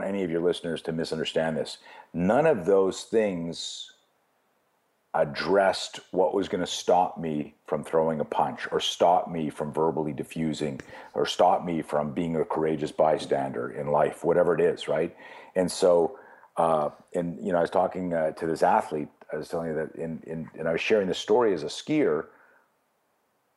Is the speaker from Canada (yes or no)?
yes; Canada; I grew up in Canada